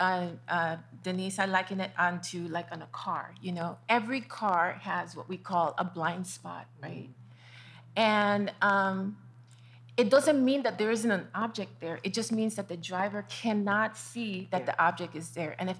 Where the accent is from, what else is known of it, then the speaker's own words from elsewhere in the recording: Panama; moved away; I'm originally from Panama